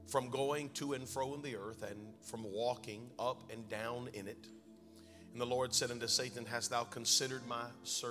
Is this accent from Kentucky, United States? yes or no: no; North Carolina, United States; a little bit of vernacular from my home state, North Carolina